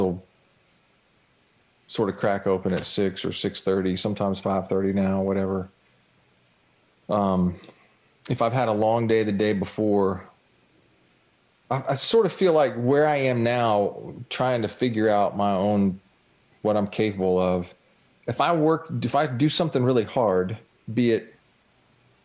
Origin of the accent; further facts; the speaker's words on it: Jacksonville, Florida, United States; I grew up on the St. John's River here in Jacksonville.